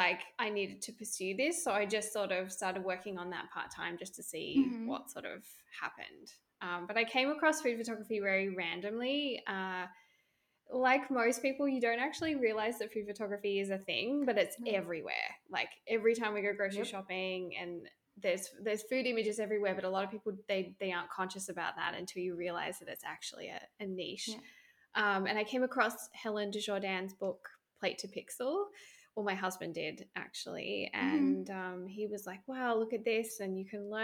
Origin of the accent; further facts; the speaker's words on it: Australia; moved away as an adult; now in Vancouver, Canada; I'm an Australian. I currently live in Vancouver, Canada